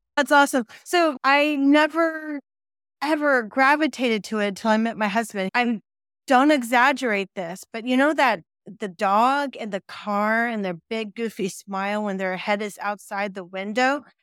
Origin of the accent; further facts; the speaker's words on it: Silicon Valley, California, United States; born and raised in Silicon Valley